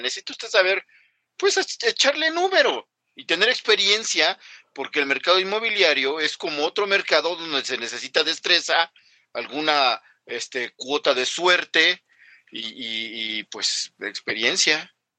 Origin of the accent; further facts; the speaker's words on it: Mexico; somos mexicanos